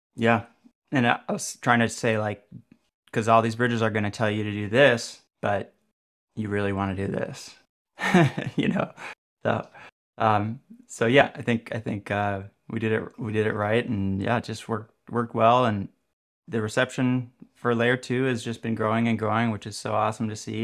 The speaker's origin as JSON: {"language": "English", "town": "Minneapolis", "region": "Minnesota", "country": "United States", "said": "I did come from Minneapolis, Minnesota"}